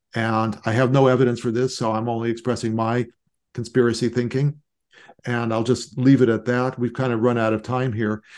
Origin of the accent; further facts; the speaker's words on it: Los Angeles, California, United States; I grew up in Los Angeles